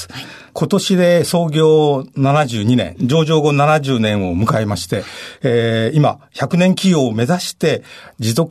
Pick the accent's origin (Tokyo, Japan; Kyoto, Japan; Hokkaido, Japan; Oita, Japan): Tokyo, Japan; Higashimurayama; あの、東村山です。